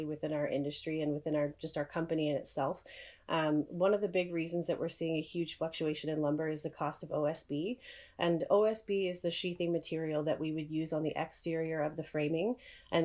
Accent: Calgary, Alberta, Canada; moved away as an adult; now in Saskatoon, Canada; I'm originally from Calgary, Alberta

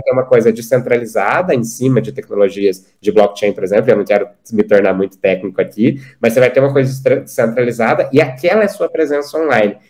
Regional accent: Uberlândia, Minas Gerais, Brazil; eu sou de Uberlândia, Minas Gerais, então sertaneja é parte de mim.

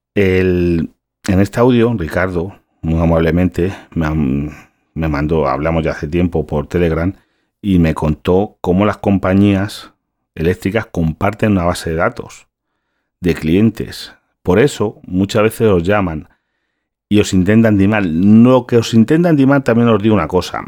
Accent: Galicia, Spain; yo soy gallego

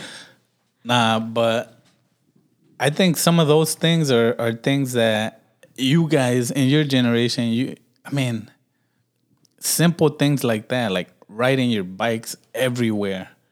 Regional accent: Milwaukee, Wisconsin, United States; growing up in Milwaukee

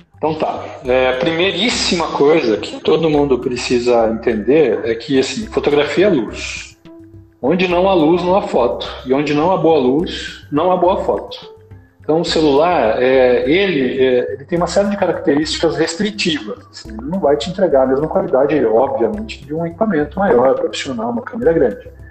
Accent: São Paulo, Brazil; now in Limeira, Brazil; sou de São Paulo, mas eu estou aqui em Limeira, na sede da JMN, já faz tantos anos que eu já me considero limeirense

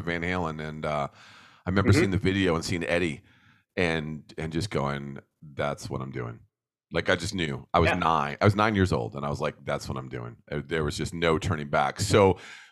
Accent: New Jersey, United States; I grew up in New Jersey watching WOR9

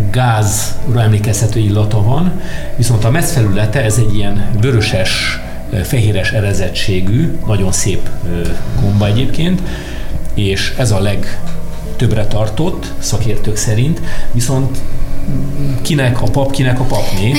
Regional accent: Cluj-Napoca, Cluj County, Romania; now in Hungary; én Kolozsvári vagyok egyébként, uh-huh. Kolozsvárról jöttem Magyarországra

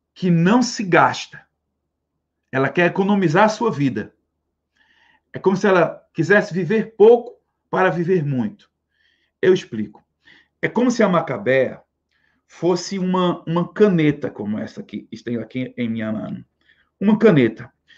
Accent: Northeast Region, Brazil; nós temos orgulho de ser nordestinos

